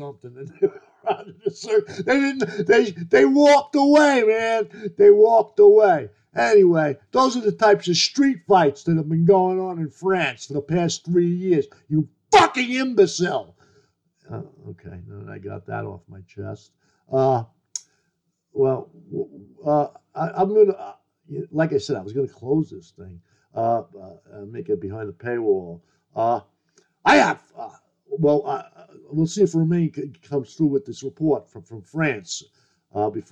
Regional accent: United States; as an American

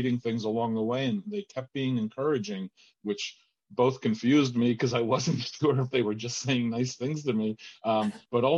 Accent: Argentina; moved away; also born or lived in New Jersey; I'm from Argentina originally

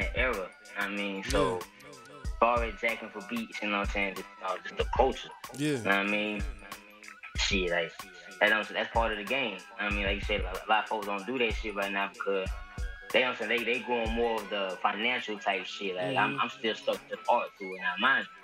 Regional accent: Columbus, Georgia, United States; moved away as an adult; now in Atlanta, United States; I'm Columbus, Georgia

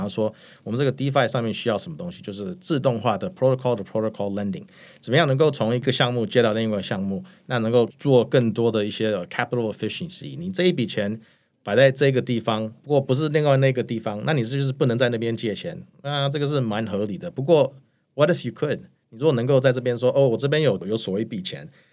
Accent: United States; moved away as an adult; now in Taiwan; 我在美国长大过

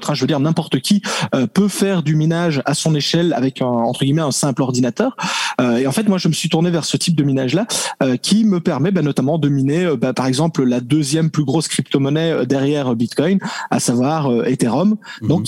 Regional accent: French-speaking Belgium, Belgium; accent: Belgian; Je suis de Belgique, euh, Belgique francophone, donc euh, c'est ça le petit accent que, que l'on peut entendre.

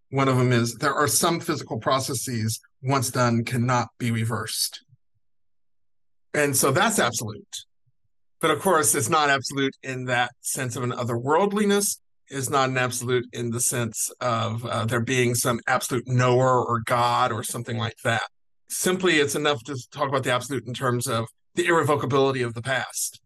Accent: Kentucky, United States; now in California, United States; I live in California presently, but I grew up in Kentucky.

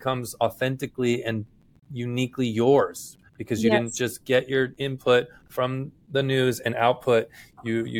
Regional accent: Gulf area, South Texas, United States; I grew up in South Texas on the Gulf area

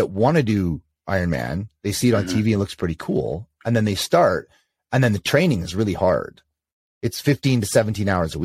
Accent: Canada; I am Canadian

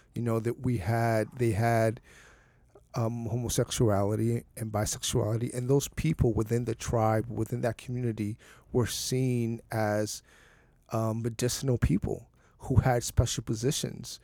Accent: San Bernardino, California, United States; I grew up in San Bernardino

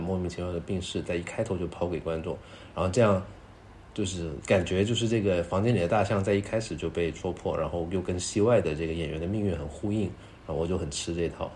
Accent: Guangdong, China; 尤其是我这种潮汕人

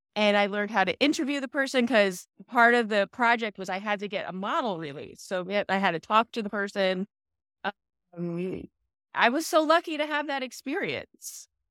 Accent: New Jersey, United States; I am a Jersey girl

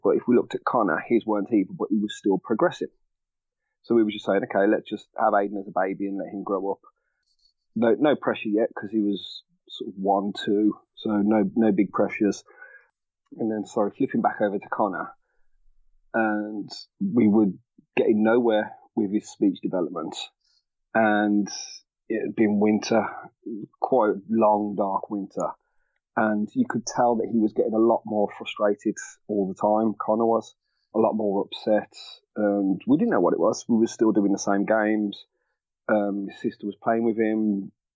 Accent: Birmingham, West Midlands, United Kingdom; I am from Birmingham, England born born and raised

